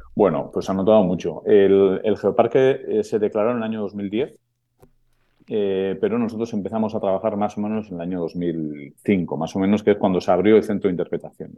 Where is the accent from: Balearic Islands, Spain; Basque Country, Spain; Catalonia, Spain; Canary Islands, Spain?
Basque Country, Spain